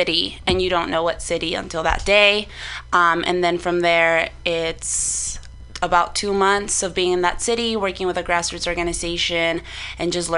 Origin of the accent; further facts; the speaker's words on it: Oxnard, California, United States; I am from Oxnard. Shouts out to the 805.